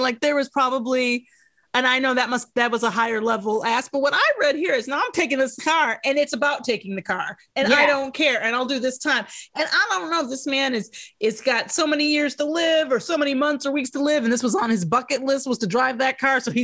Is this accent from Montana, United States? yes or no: no; Detroit, Michigan, United States; I'm from Detroit